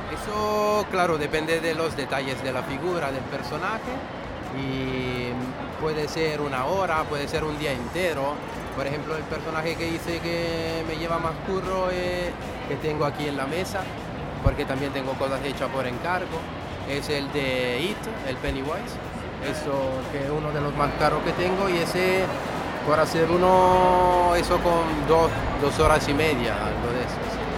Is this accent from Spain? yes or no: yes; Tenerife, Canary Islands, Spain; yo soy de Tenerife